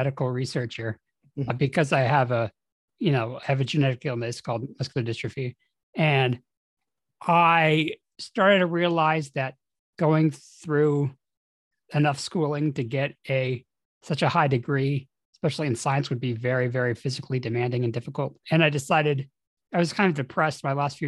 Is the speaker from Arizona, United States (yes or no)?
no; Colorado, United States; I'm from Colorado